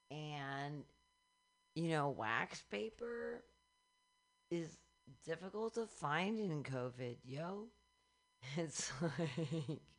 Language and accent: English; Michigan, United States; I'm from Michigan.